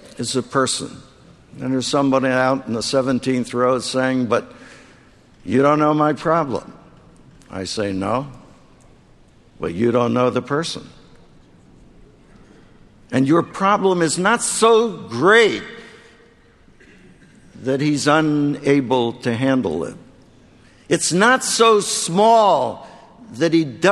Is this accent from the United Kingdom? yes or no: no; Philadelphia, Pennsylvania, United States; the 10th Presbyterian Church in Philadelphia, my hometown